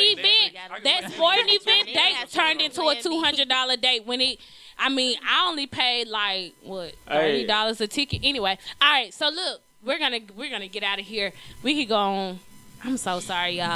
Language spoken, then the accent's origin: English; Mississippi, United States; Y'all know I'm from Mississippi